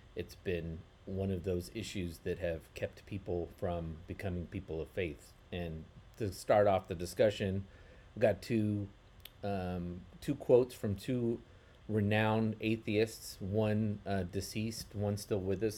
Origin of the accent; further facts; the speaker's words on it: United States; as American, but also Western Chris-, Christians